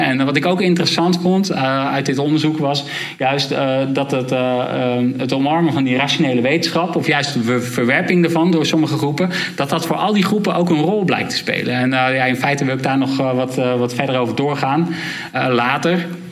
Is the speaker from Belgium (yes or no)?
no; Rotterdam, South Holland, Netherlands; ik zelf uit Rotterdam kom.